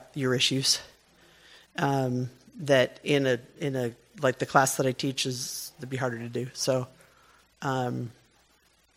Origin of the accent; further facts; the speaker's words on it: United States; I'm an American businesswoman